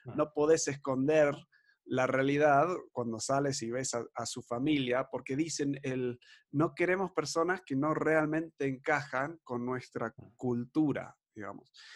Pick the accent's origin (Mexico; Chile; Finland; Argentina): Argentina; nos criamos en Argentina